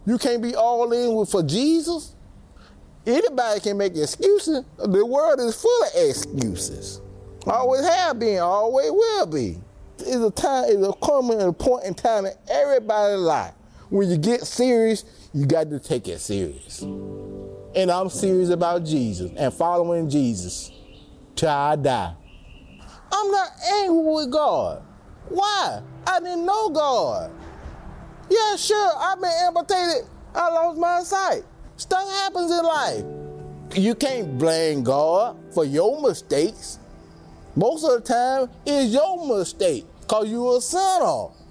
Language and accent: English; Tuscaloosa, Alabama, United States; moved away; I'm originally from Tuscaloosa, Alabama.